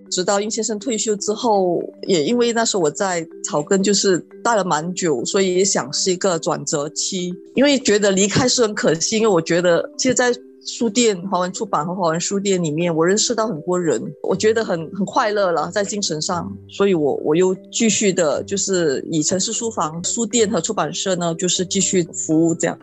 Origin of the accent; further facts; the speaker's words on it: Malaysia; moved away as an adult; now in Singapore; 大概是十二年前，我，我是从马来西亚来新加坡念书